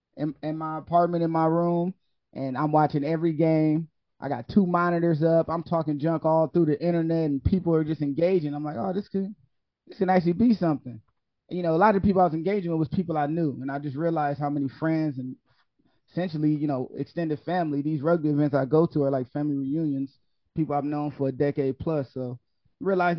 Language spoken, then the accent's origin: English; Ohio, United States; now in Miami, United States; I live in Miami now, right? I'm born and raised in Ohio